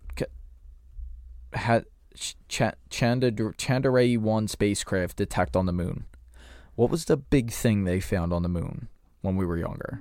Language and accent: English; United States; I'm American